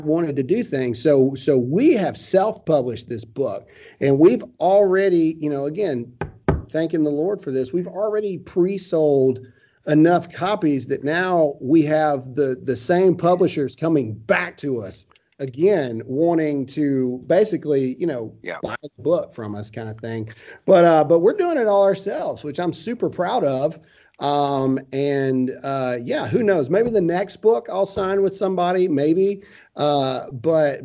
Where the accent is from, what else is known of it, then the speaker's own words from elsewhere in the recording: Caledonia, Mississippi, United States; Everybody from my hometown is super pumped because nobody knows what Caledonia, Mississippi is.